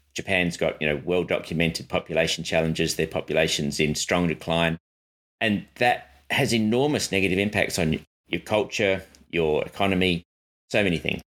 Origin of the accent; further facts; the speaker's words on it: Adelaide, South Australia, Australia; Adelaide, my hometown